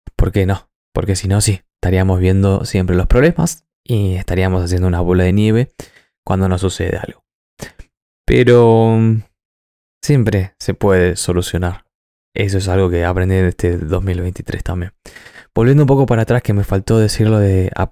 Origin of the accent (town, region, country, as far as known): Argentina; moved away as an adult; now in New Zealand